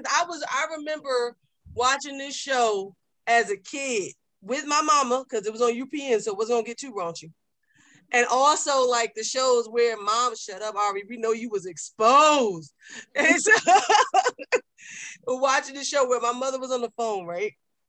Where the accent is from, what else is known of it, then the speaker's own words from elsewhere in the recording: North New Jersey, United States; I was born in North New Jersey.